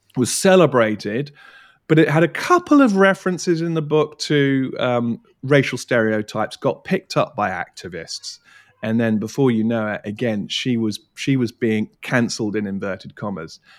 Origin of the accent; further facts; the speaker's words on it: Surrey Hills, Leith Hill area, South East England, United Kingdom; I grew up in the Surrey Hills. I grew up in the Leith Hill area